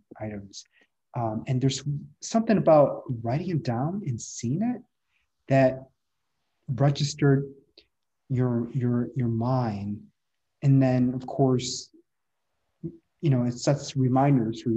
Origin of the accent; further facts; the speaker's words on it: Midwest, United States; moved away as an adult; also born or lived in San Francisco; now in San Diego, United States; I'm from the Midwest